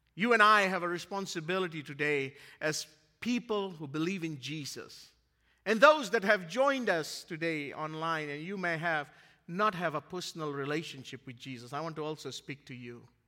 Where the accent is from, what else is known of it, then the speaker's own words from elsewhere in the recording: Fiji; moved away; my hometown in Fiji, where I grew up.